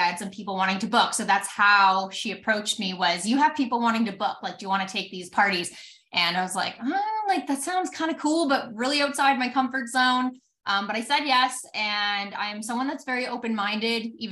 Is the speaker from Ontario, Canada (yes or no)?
no; Alberta, Canada; I'm from Alberta, Canada